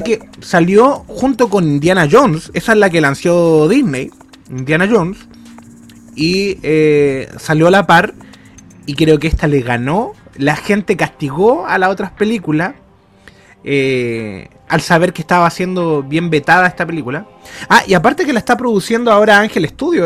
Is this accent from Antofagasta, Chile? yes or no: yes; Tocopilla, Antofagasta, Chile; Desde niño, desde cabro chico. Desde Tocopilla